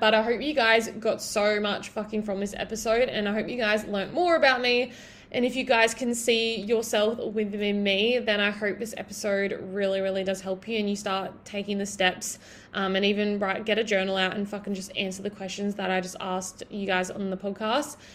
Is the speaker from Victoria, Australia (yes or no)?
no; Broken Hill, New South Wales, Australia; living in my hometown so if you guys don't already know i'm from broken hill in new south wales